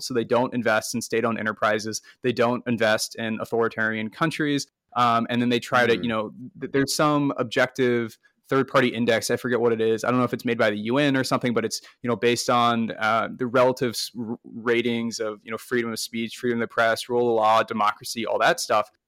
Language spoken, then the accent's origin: English; United States; as an American investor, which I am